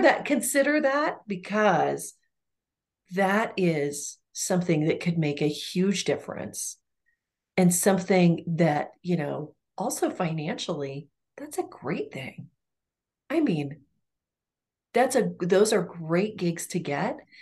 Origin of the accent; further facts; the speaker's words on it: Ponca City, Oklahoma, United States; moved away; my hometown in Oklahoma